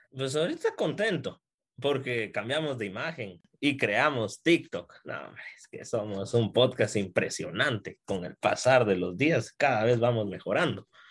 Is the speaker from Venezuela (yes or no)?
no; Guatemala; soy guatemalteco.